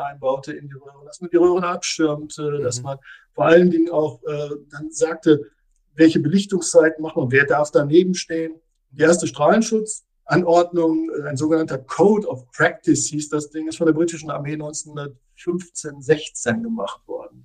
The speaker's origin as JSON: {"language": "German", "country": "Germany", "said": "bei uns in Deutschland"}